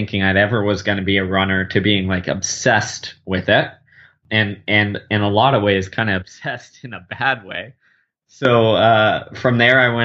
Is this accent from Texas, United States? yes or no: yes; Houston, Texas, United States; I grew up in Houston, Texas, living in the heat and humidity